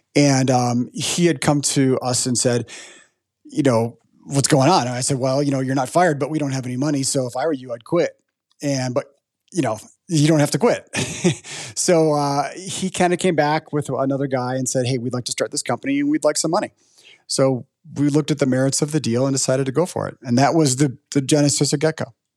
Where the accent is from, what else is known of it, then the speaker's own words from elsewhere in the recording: Chicago, Illinois, United States; I'm from Chicago, And I grew up knowing about the Board of Trade